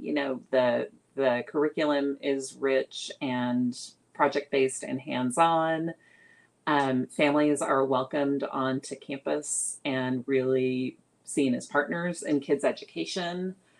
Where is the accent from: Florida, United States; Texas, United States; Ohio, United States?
Texas, United States; San Antonio; also born or lived in New York; now in Austin, United States; I grew up mostly in San Antonio. I moved there when I was six. Uh, so San Antonio is my home, um, childhood home